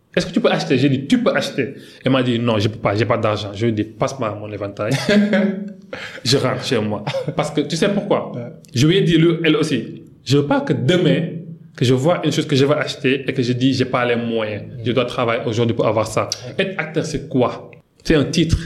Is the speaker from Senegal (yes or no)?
yes; Guédiawaye, Dakar, Senegal; French is a second language; je suis né et grandi à Guédiawaï